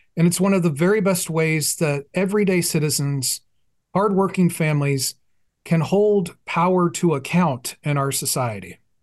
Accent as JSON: {"language": "English", "town": "Fort Worth", "region": "Texas", "country": "United States", "said": "We're both from Fort Worth"}